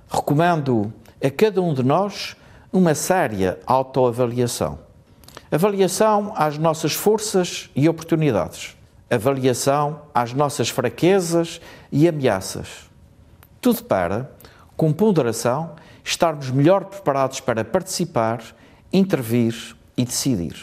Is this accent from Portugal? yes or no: yes; Azores, Portugal; como açorianos, como portugueses